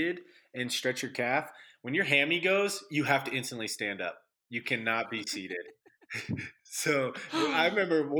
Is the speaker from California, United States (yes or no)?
yes; Southern California, United States; I'm from SoCal